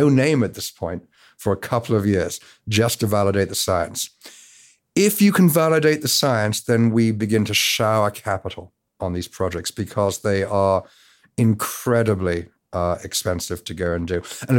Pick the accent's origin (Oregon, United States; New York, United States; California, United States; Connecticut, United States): California, United States; because despite the accent, I'm from the Bay Area.